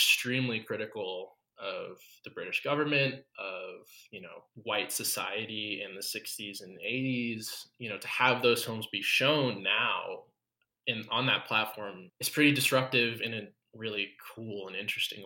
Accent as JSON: {"language": "English", "country": "United States", "said": "as an American"}